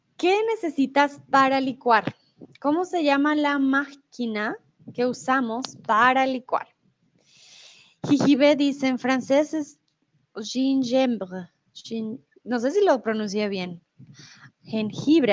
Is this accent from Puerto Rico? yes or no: no; Colombia; also born or lived in Mexico; now in Germany; comúnmente vivo en Alemania, soy de Colombia